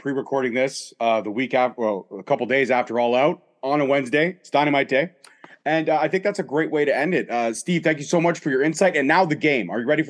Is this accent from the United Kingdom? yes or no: no; Canada; because we're both Canadian boys, we love wrestling